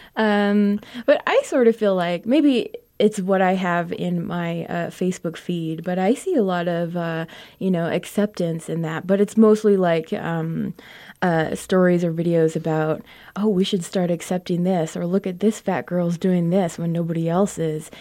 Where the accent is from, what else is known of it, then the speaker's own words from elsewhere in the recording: Crownpoint, New Mexico, United States; Crown Point, New Mexico, my hometown